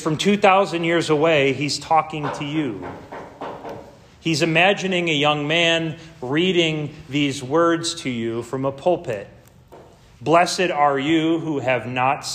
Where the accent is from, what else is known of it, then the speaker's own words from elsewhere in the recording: Missouri, United States; I'm from Missouri in some aspect. Our motto is the show me state